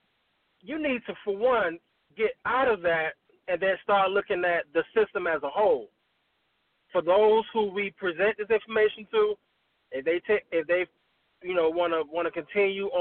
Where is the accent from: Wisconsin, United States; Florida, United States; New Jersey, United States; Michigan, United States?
Florida, United States; Miami; now in Tallahassee, United States; I'm originally from Miami